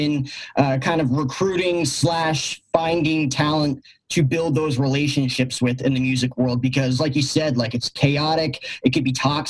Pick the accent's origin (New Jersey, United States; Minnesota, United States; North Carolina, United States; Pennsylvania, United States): New Jersey, United States; I was 8-9 years old, growing up in New Jersey, big time Yankee fan